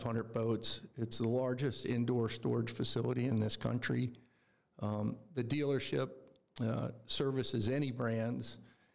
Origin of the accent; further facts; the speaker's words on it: Maryland, United States; moved away as an adult; also born or lived in Seattle; now in Coeur d'Alene, United States; I grew up on the East Coast in Maryland, and I spent my childhood there.